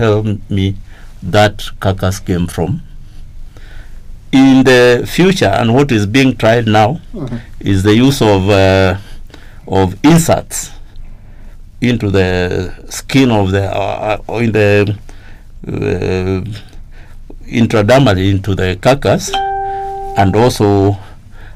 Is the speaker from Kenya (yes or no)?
yes; Kenya; I grew up in Kenya when we had a very stringent agricultural extension service